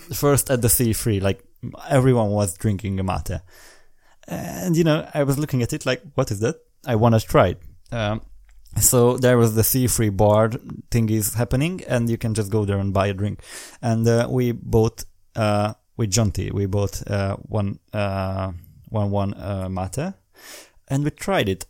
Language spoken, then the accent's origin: English; Hungary; English is a second language; I'm from Hungary